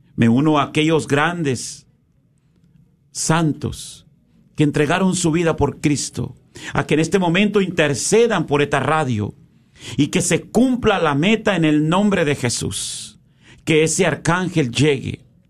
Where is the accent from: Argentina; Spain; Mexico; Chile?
Mexico; now in United States; como hacíamos en México